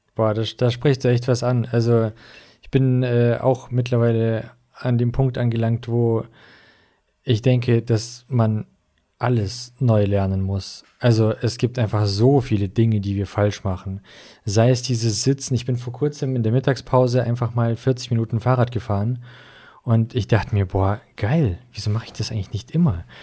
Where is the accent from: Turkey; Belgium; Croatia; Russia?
Russia; also born or lived in Swabia, Germany; now in Germany; ich bin wie gesagt in, in Russland aufgewachsen, nicht hier